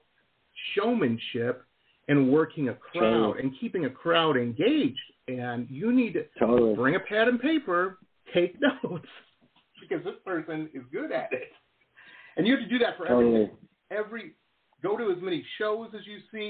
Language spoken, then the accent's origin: English; Detroit, Michigan, United States; moved away as an adult; also born or lived in Boston / the West; I grew up in Detroit and in the 80s